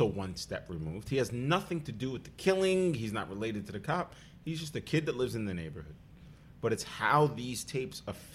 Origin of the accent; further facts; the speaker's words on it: New York City, New York, United States; I grew up in Staten Island